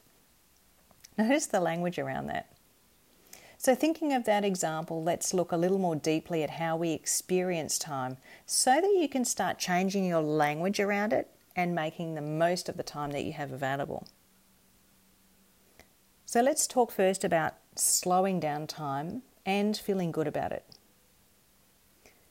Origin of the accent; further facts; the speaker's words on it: Perth, Western Australia, Australia; growing up in Perth in Western Australia